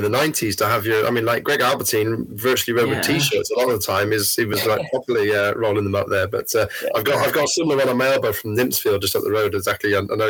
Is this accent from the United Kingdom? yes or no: yes; United Kingdom; And as a British rider going over there, it was tied in with the Belgian Grand Prix